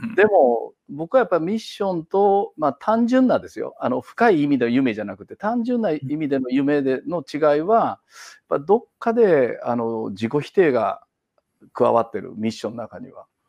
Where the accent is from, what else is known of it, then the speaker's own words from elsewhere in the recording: Kansai, Japan; moved away as an adult; now in Kitakyushu, Japan; もともと関西人